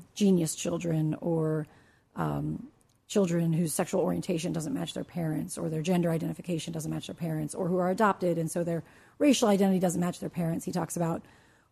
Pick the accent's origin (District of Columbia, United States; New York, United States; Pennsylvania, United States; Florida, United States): District of Columbia, United States; Washington; I grew up in the Washington area